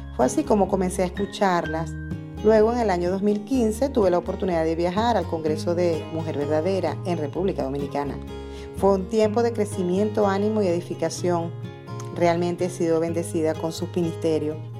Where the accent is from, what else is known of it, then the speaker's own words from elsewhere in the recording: Venezuela; soy venezolana